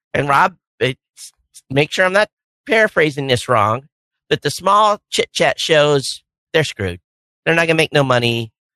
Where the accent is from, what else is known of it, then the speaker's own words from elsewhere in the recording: Hawaii, United States; I'm a guy from Hawaii